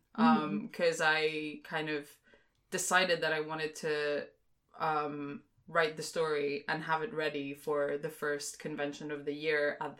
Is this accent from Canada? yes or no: no; Greece; moved away as an adult; now in London, United Kingdom; I'm actually originally from Greece, grew up in Greece, but I'm also half Singaporean, and I've lived in London for